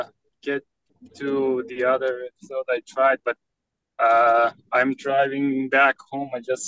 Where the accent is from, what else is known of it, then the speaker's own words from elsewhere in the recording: Iran; now in California, United States; I am from Iran. I live in California for a few years.